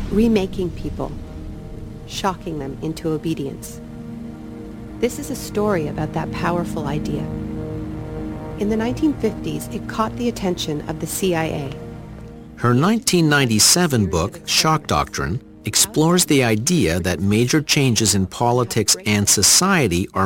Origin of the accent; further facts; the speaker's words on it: Flint, Michigan, United States; In my hometown of Flint, Michigan, General Motors closed the factories and put 30,000 people out of work.